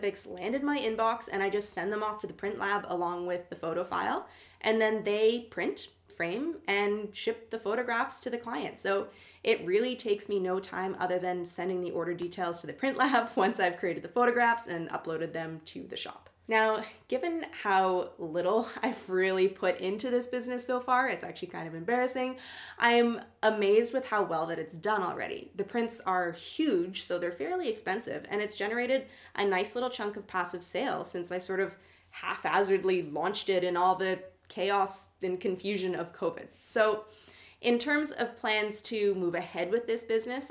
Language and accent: English; Canada; I'm Canadian